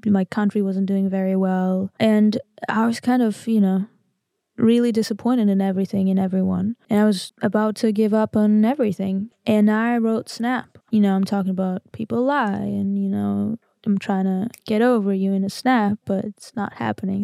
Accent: Armenia; English is a second language; I'm from Armenia

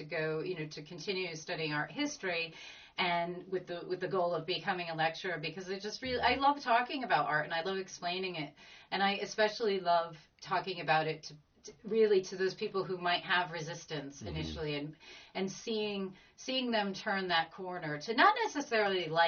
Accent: United States; moved away as an adult; also born or lived in Latvia; now in Laurencekirk, United Kingdom; my partner and I being American, and we're living in Scotland and Lawrence Kirk

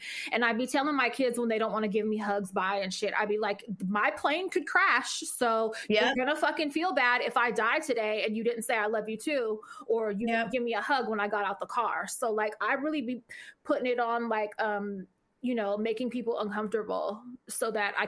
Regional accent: Richmond, California, United States; I'm from Richmond

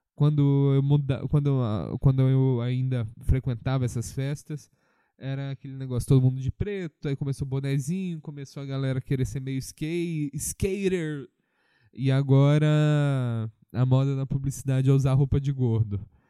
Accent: Minas Gerais, Brazil; eu sou mineiro

